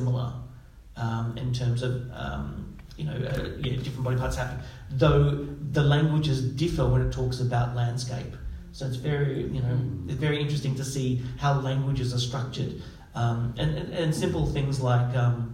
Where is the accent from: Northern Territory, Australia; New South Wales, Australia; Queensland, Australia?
Queensland, Australia; Stradbroke Island; So where I grew up on Stradbroke Island, Mindyidaba, where my family come from